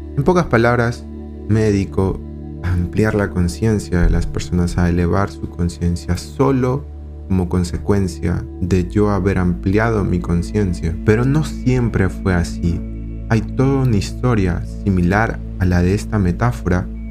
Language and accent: Spanish; Lima, Peru; Soy de Perú, de Lima